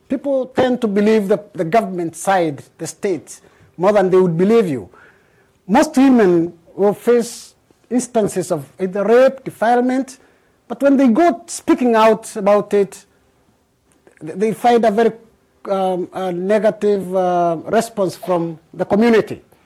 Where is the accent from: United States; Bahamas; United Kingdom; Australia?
Bahamas; I'm from the Bahamas